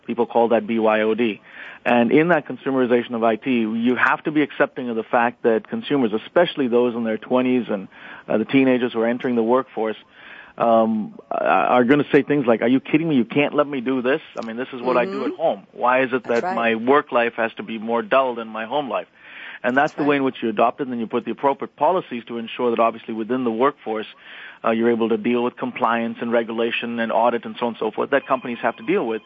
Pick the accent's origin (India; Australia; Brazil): India; moved away as an adult; now in United States; I grew up in India. I spent 18 years there. I now live in the U.S.